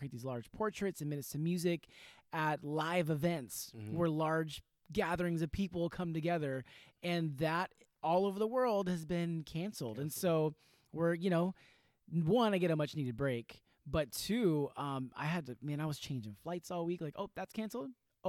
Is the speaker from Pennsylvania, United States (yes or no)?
no; Sacramento, California, United States; born or raised there; also born or lived in Whittier, California